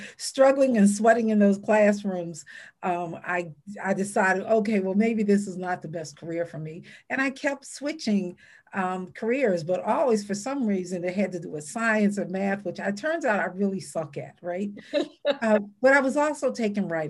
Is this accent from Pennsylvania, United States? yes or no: yes; Philadelphia, Pennsylvania, United States; moved away as an adult; now in Pittsburgh, United States; I was born and raised in North Philadelphia.